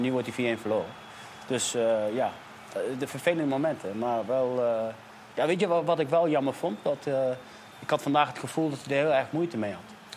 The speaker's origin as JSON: {"language": "Dutch", "town": "Nijmegen", "region": "Gelderland", "country": "Netherlands", "tie": "born or raised there", "said": "ik ben opgegroeid in Lindenholt in Nijmegen"}